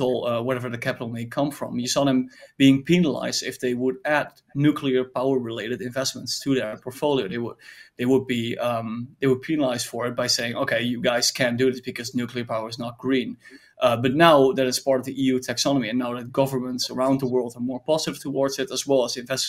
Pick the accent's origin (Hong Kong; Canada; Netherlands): Netherlands; I'm from the Netherlands